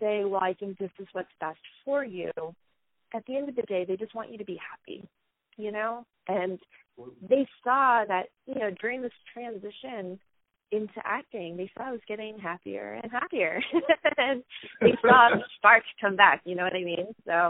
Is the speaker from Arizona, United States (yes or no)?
no; a small town in Florida, United States; my experience growing up in a small town in Florida